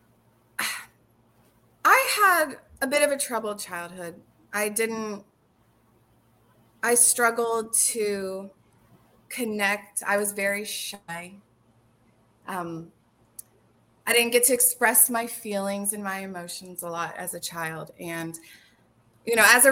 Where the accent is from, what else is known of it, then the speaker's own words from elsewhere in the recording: Orlando, Florida, United States; moved away as an adult; now in Clarksville, United States; I'm from Orlando, Florida